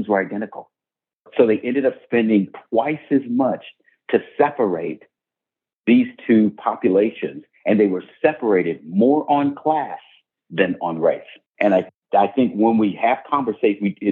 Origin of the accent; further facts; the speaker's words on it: Hamilton, Ohio, United States; my hometown of Hamilton, Ohio